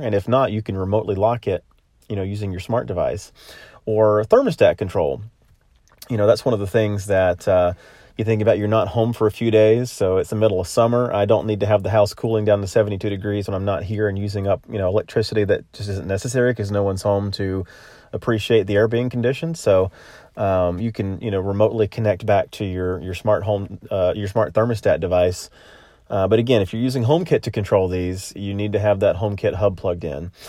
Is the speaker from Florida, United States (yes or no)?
yes; Florida, United States; also born or lived in Middle Tennessee; now in Nashville, United States; my home state of Florida